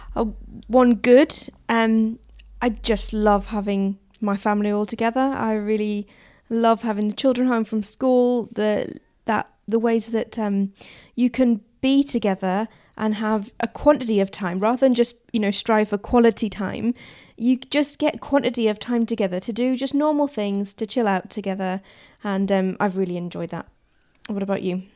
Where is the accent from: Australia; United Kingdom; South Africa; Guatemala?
United Kingdom; Newcastle upon Tyne, North East England; moved away; I grew up in Newcastle